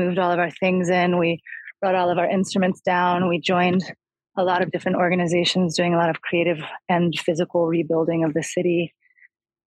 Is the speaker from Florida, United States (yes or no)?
no; Atlanta, Georgia, United States; moved away as an adult; also born or lived in New Orleans; We grew up in Atlanta and spent a lot of time in the deep culture of the Appalachian South as well.